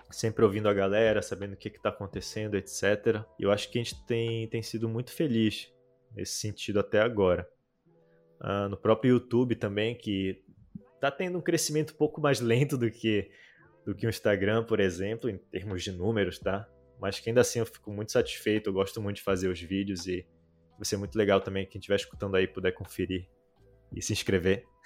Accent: North Region, Brazil; mas é como eu sou do norte do Brasil

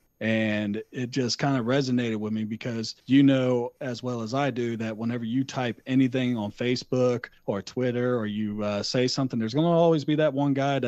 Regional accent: the South, United States; I'm from the South

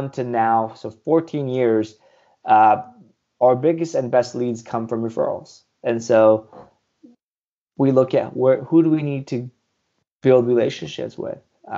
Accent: Southern California, United States; also born or lived in India; I grew up in Southern California, born in India. I came here as a baby

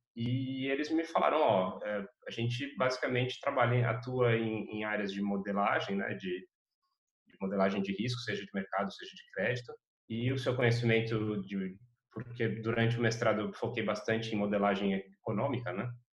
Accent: Brazil; moved away as an adult; a gente que está tá, tá acostumado a viver no Brasil, que é um país continental

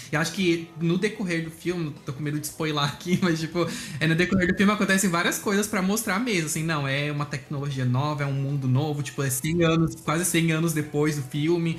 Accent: Blumenau, Santa Catarina, Brazil; eu sou de Blumenau, Santa Catarina

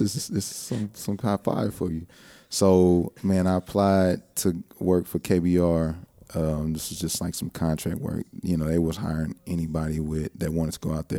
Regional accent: Houston, Texas, United States; also born or lived in Lake Charles, Louisiana / Tucson, Arizona / Iraq; I grew up in Clear Lake

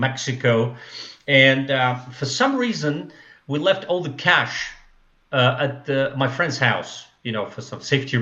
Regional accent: Russia; English is a second language; moved away as an adult; also born or lived in Taiwan / China / United States; now in Moscow, Russia; I'm from Russia

